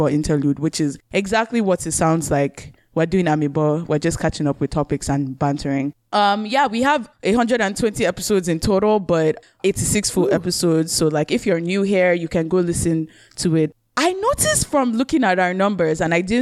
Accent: Nigeria; now in Canada; all three of us live in Canada, but we are Nigerians

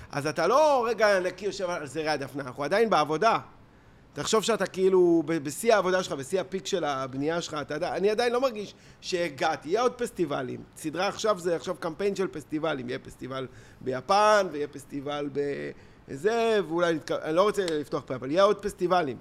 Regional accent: Tel Aviv, Tel Aviv District, Israel; תל אביב עצמה, אתה יודע, כאילו, זה שפירא, זה, גדלנו פה

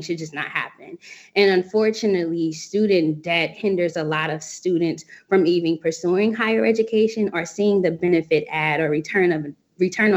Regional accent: Cincinnati, Ohio, United States; now in Washington, D.C., United States; I hail from Cincinnati, Ohio

